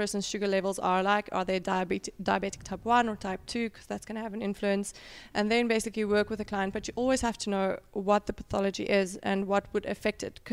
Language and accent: English; South Africa; moved away as an adult; also born or lived in Potchefstroom, South Africa; now in Dubai, United Arab Emirates; I grew up in South Africa.